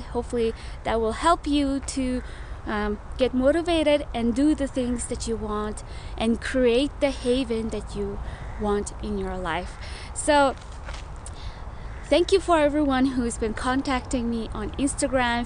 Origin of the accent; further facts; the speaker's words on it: Mongolia; moved away; also born or lived in Milwaukee, Wisconsin, United States; I'm from Mongolia.